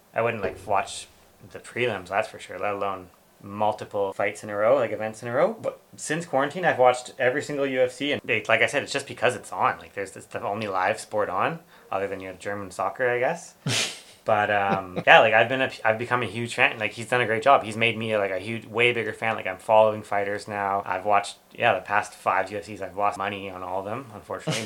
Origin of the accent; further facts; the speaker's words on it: Canada; I'm Canadian